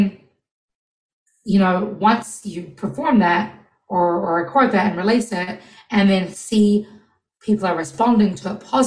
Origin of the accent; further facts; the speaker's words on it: New Zealand; now in United States; being first generation Kiwi